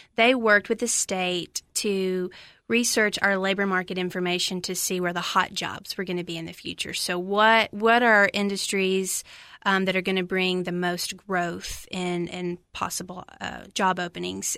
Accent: Lafayette, Tennessee, United States; moved away as an adult; now in Cookeville, United States; from Macon County, Tennessee, little town Lafayette, about an hour northwest of here

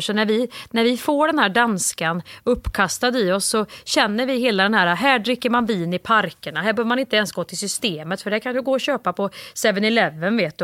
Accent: Värmland, Sweden; accent: Värmland dialect; min värmländska

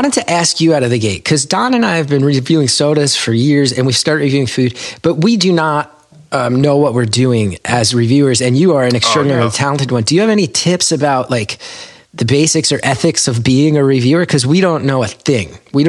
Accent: New Jersey, United States; They interviewed me because I grew up in New Jersey.

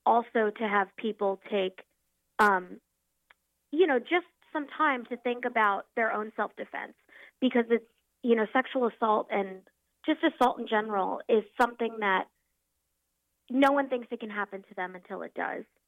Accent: Norfolk, Virginia, United States; also born or lived in Philadelphia, Pennsylvania; moved back home to my hometown of Norfolk, Virginia

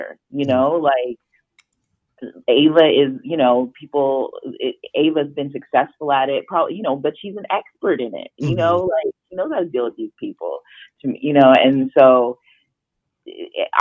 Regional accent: Canada; I'm a Jamaican girl from Canada who grew up very middle class

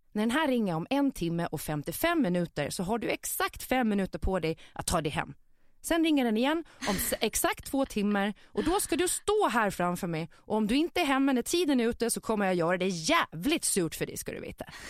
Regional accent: Visby, Gotland, Sweden; min uppväxt i Visby innerstad

